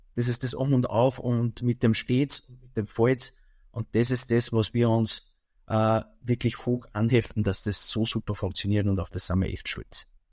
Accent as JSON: {"language": "German", "area": "Mühlviertel", "region": "Upper Austria", "country": "Austria", "said": "bei uns im Mühlviertel"}